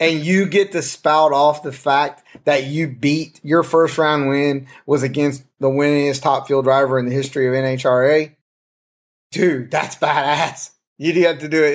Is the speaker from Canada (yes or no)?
no; the South, United States; I'm from the South